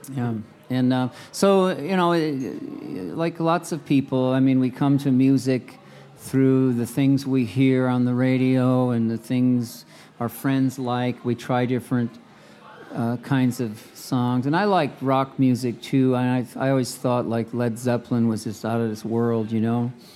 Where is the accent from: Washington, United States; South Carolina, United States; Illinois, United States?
Illinois, United States; Cicero; also born or lived in La Grange, Illinois / Chicago; I grew up in Cicero, Illinois, and then our family later moved to Lagrange